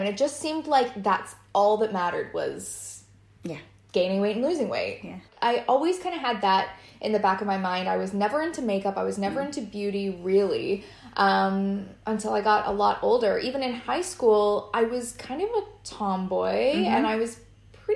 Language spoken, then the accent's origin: English; Waterloo, Ontario, Canada; moved away as an adult; now in London, United Kingdom; I grew up in, it's not a super small town, but it is a small town in Canada